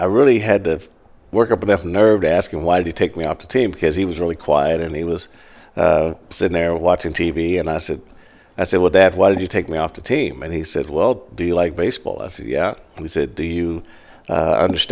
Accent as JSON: {"language": "English", "town": "Kansas City", "region": "Missouri", "country": "United States", "tie": "born or raised there", "also_born_or_lived": "Greenville, Mississippi", "said": "moved to Kansas City in second grade. And I grew up at 29th and Olive in Midtown Kansas City"}